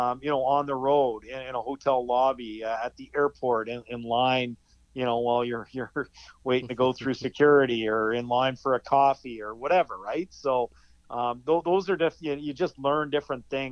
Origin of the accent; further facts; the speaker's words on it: Edmonton, Alberta, Canada; moved away as an adult; now in Ottawa, Canada; I grew up in Edmonton